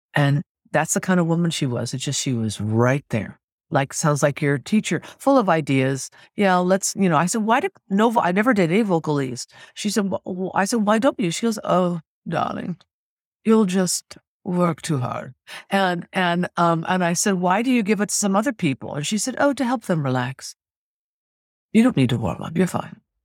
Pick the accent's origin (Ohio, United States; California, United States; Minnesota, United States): California, United States; Sacramento; also born or lived in New York / Los Angeles; now in San Francisco, United States; I was born in Sacramento, California